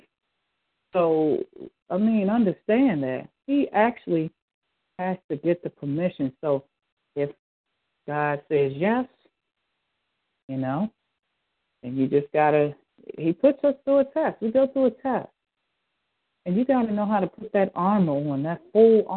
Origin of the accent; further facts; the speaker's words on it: Philadelphia, Pennsylvania, United States; at the age of 9 when I was growing up in Philadelphia.